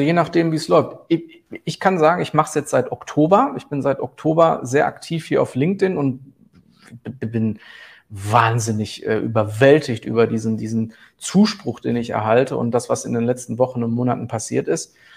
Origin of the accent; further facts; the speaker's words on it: Herten, North Rhine-Westphalia, Germany; ich komme aus dem Ruhrgebiet